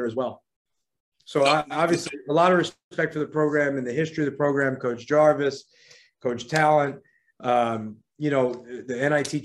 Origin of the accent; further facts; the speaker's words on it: New York, United States; also born or lived in Virginia / Miami; now in Washington, D.C., United States; I'm from New York originally